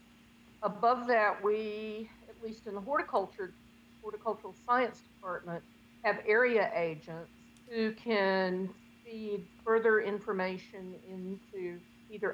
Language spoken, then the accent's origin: English; Pender County, North Carolina, United States; I'm a North Carolina native from Pender County